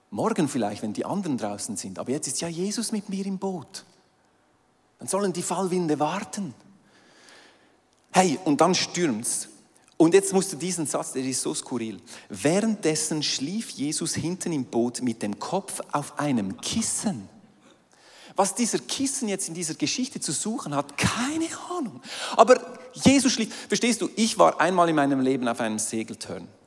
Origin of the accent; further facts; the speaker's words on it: Aargau, Switzerland; ich meine, ich komme aus dem Aargau, oder? und Aargau und See, da sehe ich äh, Halwiler See, oder?